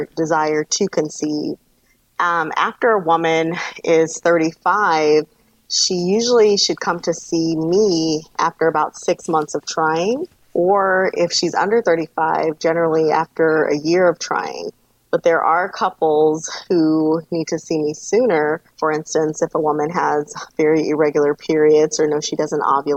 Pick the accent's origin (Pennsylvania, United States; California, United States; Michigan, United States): California, United States; Los Angeles; moved away; I am originally from Los Angeles, California